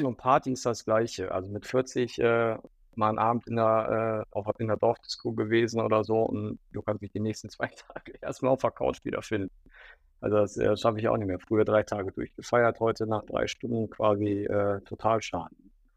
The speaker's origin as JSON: {"language": "German", "town": "Düsseldorf", "region": "North Rhine-Westphalia", "country": "Germany", "tie": "born or raised there", "said": "in meiner Heimatstadt äh, in Düsseldorf"}